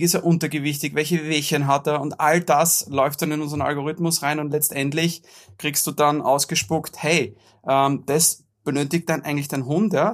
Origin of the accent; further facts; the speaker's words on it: Austria; bei uns in Österreich